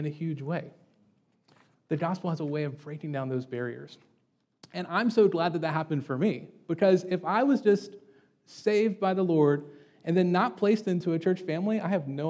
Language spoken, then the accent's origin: English; Deep South, United States; I grew up in the Deep South